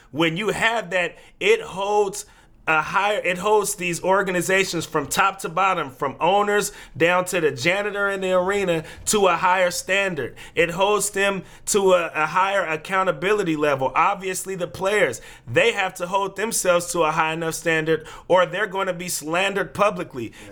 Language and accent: English; California, United States; now in Portland, United States; we're from California